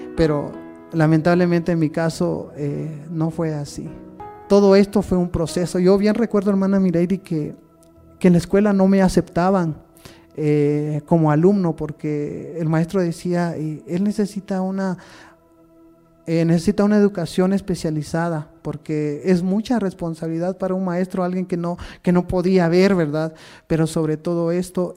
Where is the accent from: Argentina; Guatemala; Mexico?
Guatemala; Santa Lucía Utatlán, Sololá; now in Santa Clara La Laguna, Guatemala; nací en Santa Lucía, Otatlán